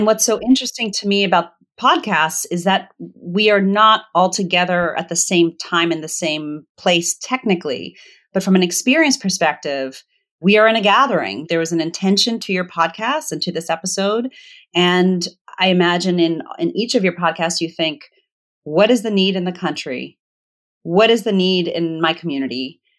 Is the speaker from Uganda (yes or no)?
no; Zimbabwe; born there; also born or lived in Botswana / Virginia, United States; I was born in Zimbabwe because it was the closest good hospital to the village that they lived in Botswana